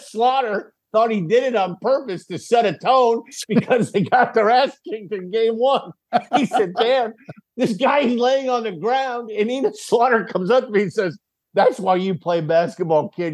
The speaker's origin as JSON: {"language": "English", "town": "Gary", "region": "Indiana", "country": "United States", "tie": "born or raised there", "also_born_or_lived": "Crown Point, Indiana", "said": "Gary is where I grew up in Gary till I was sixteen"}